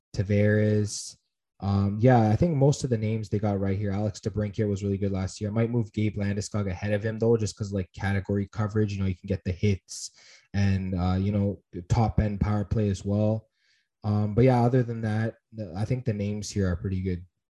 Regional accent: Canada; as a Canadian hockey fan

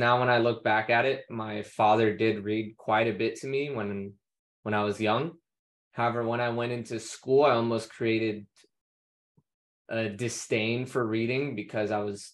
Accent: United States; as American

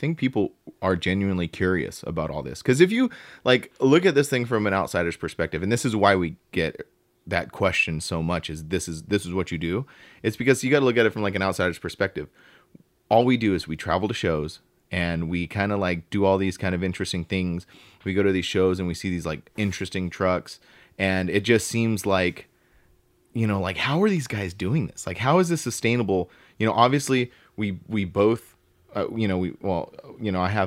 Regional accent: Southern California, United States; I'm from Southern California

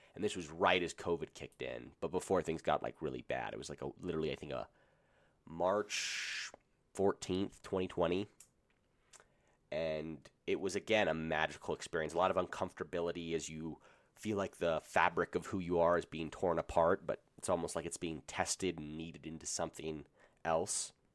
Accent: Colorado, United States; I'm from Colorado

